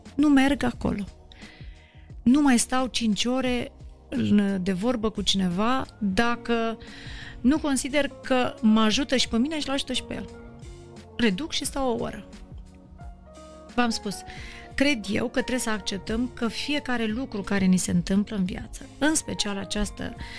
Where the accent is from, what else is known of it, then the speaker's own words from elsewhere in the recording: Moldavia, Romania; moved away; eu m-am mândrit că sunt moldovean, că pentru că am plecat din, uh, din orașul meu, din localitatea mea